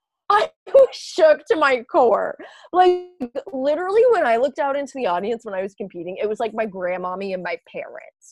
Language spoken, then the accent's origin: English; Tennessee, United States; moved away; I came from Tennessee, which is like abstinence only sex ed